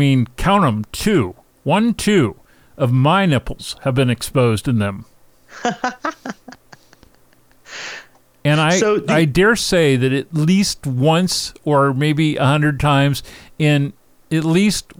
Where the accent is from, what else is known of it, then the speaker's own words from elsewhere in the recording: Seattle, Washington, United States; moved away; my hometown